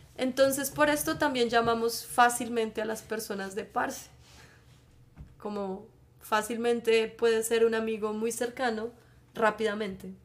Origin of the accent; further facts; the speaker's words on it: Bogotá, Colombia; accent: Bogotá; moved away as an adult; now in Netherlands; yo soy de Colombia, por eso mi acento es un poco diferente. En Colombia tenemos muchos acentos, entonces, bueno, mi acento es de Bogotá